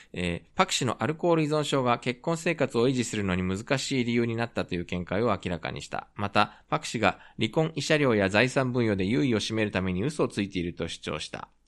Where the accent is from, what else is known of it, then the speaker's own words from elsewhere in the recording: Japan; also born or lived in South Korea; 日本生まれ、韓国在住経験あり、仕事でたまに聞きしている日本人